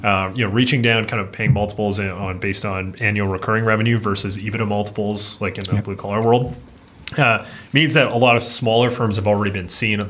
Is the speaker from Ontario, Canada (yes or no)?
no; Fernie, British Columbia, Canada; I grew up in Fernie, British Columbia, a little small town in the mountains of Canada